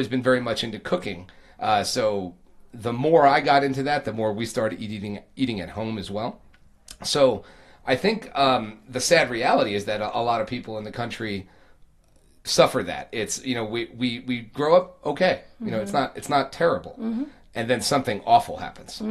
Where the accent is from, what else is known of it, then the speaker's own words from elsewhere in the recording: Long Island, New York, United States; I grew up in Long Island